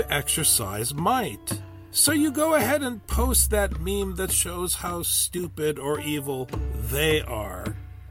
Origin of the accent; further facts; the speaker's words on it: Midwest, United States; growing up in the Midwest